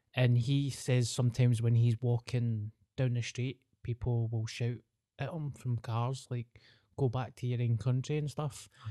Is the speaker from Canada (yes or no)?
no; Scotland, United Kingdom